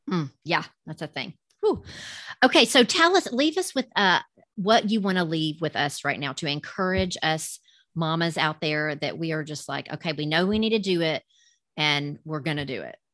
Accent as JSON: {"language": "English", "region": "the South", "country": "United States", "accent": "southern", "said": "with my southern accent"}